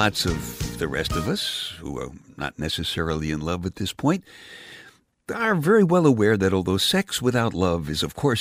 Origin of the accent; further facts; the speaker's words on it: New York City, New York, United States; when I was just a kid growing up in Brooklyn